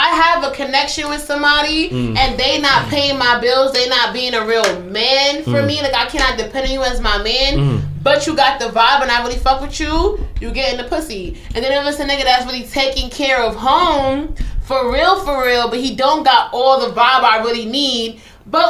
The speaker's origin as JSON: {"language": "English", "town": "New York City", "region": "New York", "country": "United States", "tie": "born or raised there", "said": "I'm from Canarsie."}